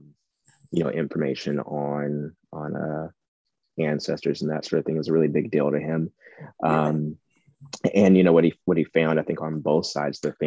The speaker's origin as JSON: {"language": "English", "region": "Ohio", "country": "United States", "moved": "yes", "lives_now": "Indiana, United States", "said": "I am from Ohio, and I now live in Indiana, which is basically Ohio"}